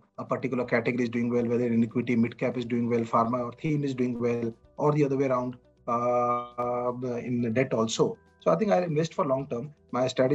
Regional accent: Chandigarh, India; moved away as an adult; also born or lived in Bombay; now in Mumbai, India; my hometown is Chandigarh.

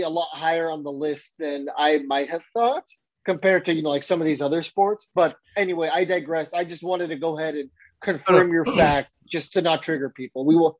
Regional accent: Bakersfield, California, United States; I grew up in Bakersfield, California. For those of you guys who don't know, that is the armpit of California.

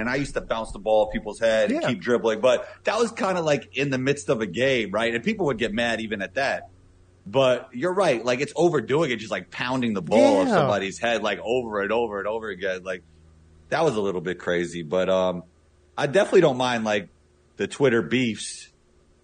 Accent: New York City, New York, United States; I grew up playing basketball in New York City

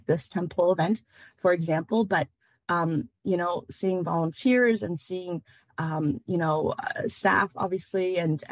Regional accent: Kitchener, Ontario, Canada; English is a second language; also born or lived in Vietnam / Berlin, Germany; when you grow up in Kitchener-Waterloo, as I did

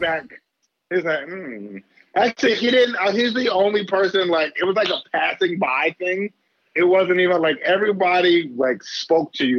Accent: Philadelphia, Pennsylvania, United States; moved away as an adult; now in New York, United States; I grew up in Philly, yeah. bounced around Philly

